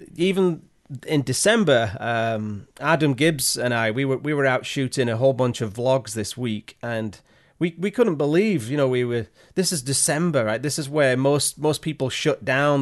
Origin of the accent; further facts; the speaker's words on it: Yorkshire and the Humber, United Kingdom; moved away as an adult; now in Canada; I'm originally from Yorkshire in England